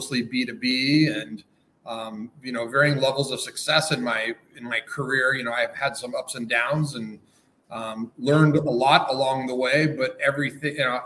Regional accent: Denver, Colorado, United States; also born or lived in Los Angeles, California; moved back to my hometown in Denver in Colorado

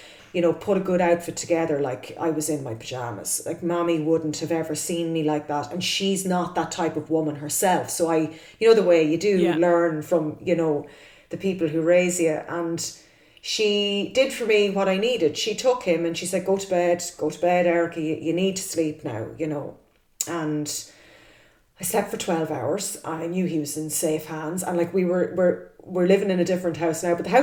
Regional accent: Cavan, Ulster, Ireland; moved away; I'm originally from Cavan

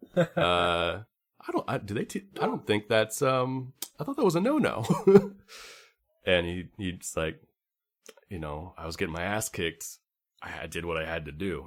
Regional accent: California, United States; I'm from California

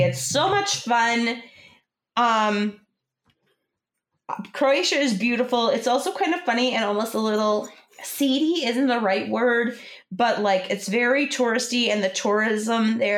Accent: Michigan, United States; we're from Michigan

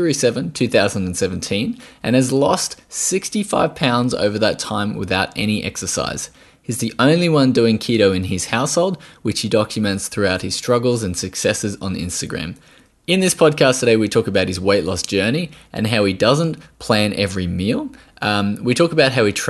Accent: Australia

